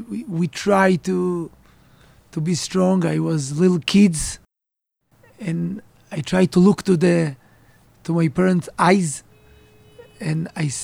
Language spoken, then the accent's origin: English; Givatayim, Tel Aviv District, Israel; English is a second language; also born or lived in Kfar Roe / Alon Shvut; I grew up in Givatayim